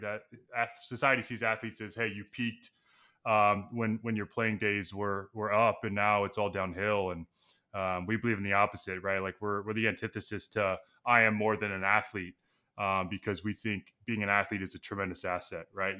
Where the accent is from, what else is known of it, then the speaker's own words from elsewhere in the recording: Texas, United States; moved away as an adult; now in New York, United States; I grew up in Texas